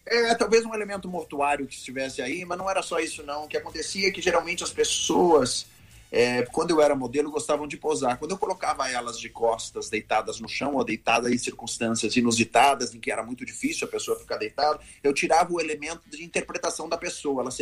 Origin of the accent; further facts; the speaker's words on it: Rio Grande do Sul, Brazil; moved away; Eu fui estudar teatro, saí do Rio Grande do Sul, vim morar no Rio de Janeiro, me matriculei na Cal